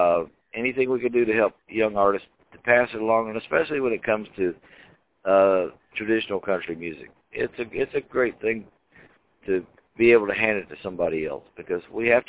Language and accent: English; Philadelphia, Mississippi, United States; born or raised there